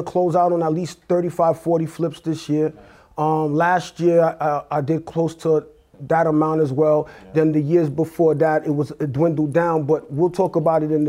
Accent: New York City, New York, United States; also born or lived in Haiti / Brooklyn, New York; I'm from New York, born in Brooklyn, raised in Queens, New York, and now I reside in Nassau County

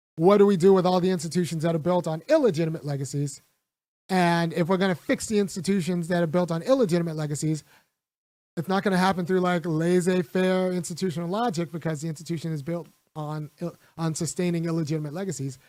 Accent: California, United States; I grew up in California

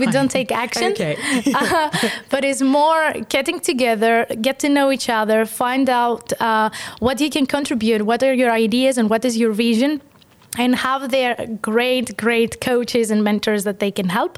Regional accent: Greece; now in Estonia; I'm from Greece

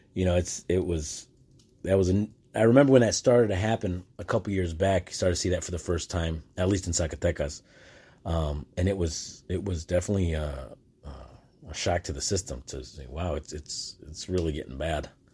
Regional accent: United States; I'm from the United States

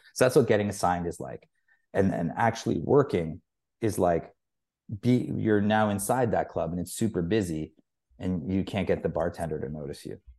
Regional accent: Toronto, Ontario, Canada; moved away as an adult; also born or lived in England / Youngstown, New York; I'd only really lived in Toronto

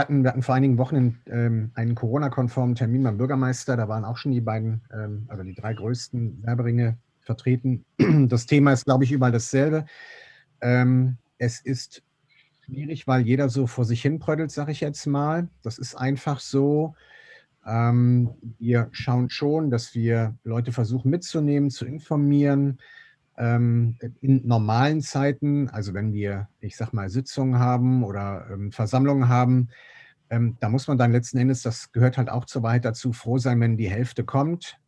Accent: Meerbusch, North Rhine-Westphalia, Germany; bin gebürtiger Meerbuscher, bin in Land geboren

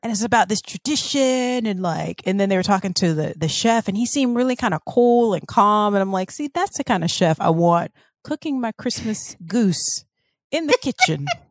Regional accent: the South, United States; growing up in the South

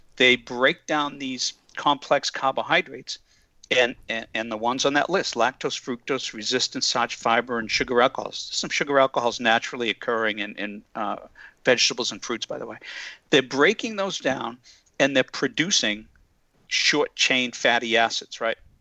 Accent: just outside of Boston, Massachusetts, United States; also born or lived in California; I grew up just outside of Boston and then spent uh, quite a few years out in California, but I'm back now

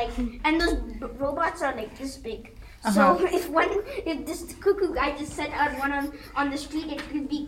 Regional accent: Netherlands; I was born in the Netherlands. My parents come from India.

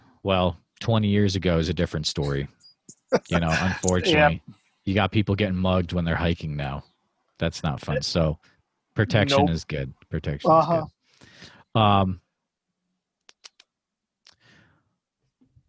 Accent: New England, United States; now in Iowa, United States; I grew up in New England.

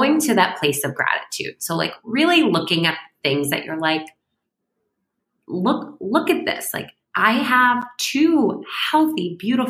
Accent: Syracuse, New York, United States; moved away; I'm from Syracuse

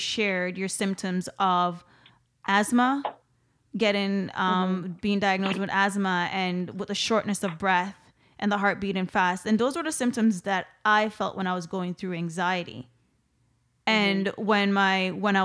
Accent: Jamaica; now in Canada; I'm here in Canada. I come up from Jamaica

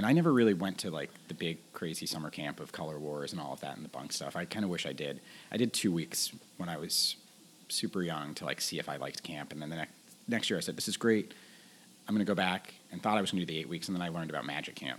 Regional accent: New York, United States; I grew up here in New York

